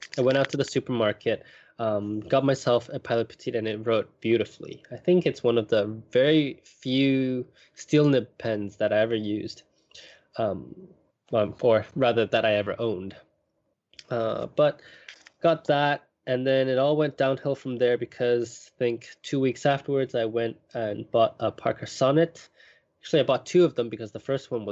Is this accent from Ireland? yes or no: no; Hong Kong; moved away as an adult; also born or lived in Europe; now in Japan; I grew up in Hong Kong